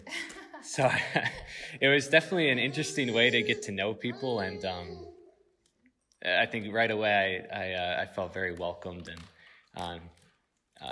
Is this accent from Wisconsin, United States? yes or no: yes; Sun Prairie, Wisconsin, United States; I grew up in Sun Prairie, Wisconsin, and that's right outside Madison